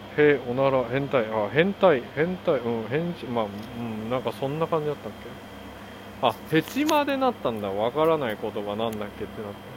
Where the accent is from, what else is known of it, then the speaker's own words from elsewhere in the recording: South Korea; first language Korean; Japanese is a second language; now in United States; 韓国人として生まれてよかった